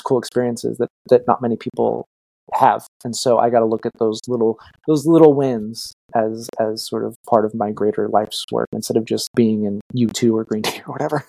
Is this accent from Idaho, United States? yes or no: no; Los Angeles, California, United States; I'm from Los Angeles